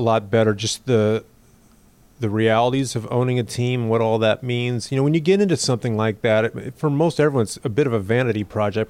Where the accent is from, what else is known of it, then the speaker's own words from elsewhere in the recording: Mercer Island, Washington, United States; I grew up on Mercer Island